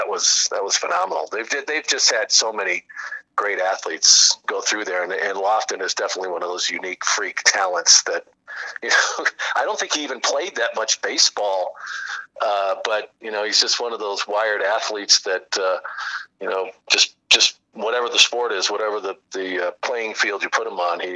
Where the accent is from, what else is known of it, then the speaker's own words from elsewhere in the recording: Arizona, United States; moved away as an adult; also born or lived in New York area / New England; I grew up here in Arizona